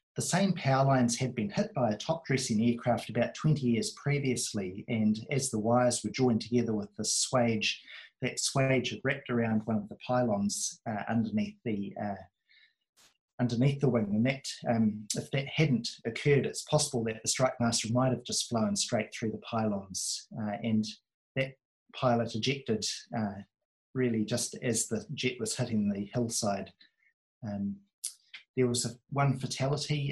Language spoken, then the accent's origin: English; near Ardmore, Auckland, New Zealand; when I was a baby, I was brought up near Ardmore